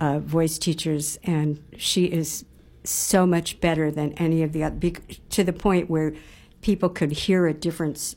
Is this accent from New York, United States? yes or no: no; near Detroit, Michigan, United States; I grew up near Detroit